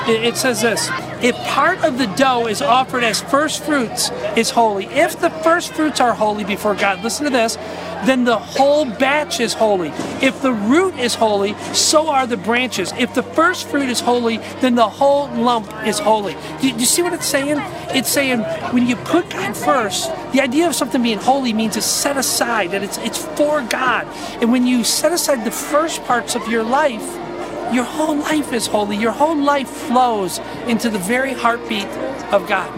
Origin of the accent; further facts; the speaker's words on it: United States; I'm an American